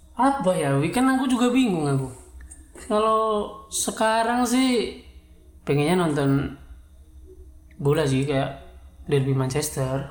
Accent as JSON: {"language": "Indonesian", "region": "East Java", "country": "Indonesia", "also_born_or_lived": "Bogor", "accent": "medok", "moved": "as an adult"}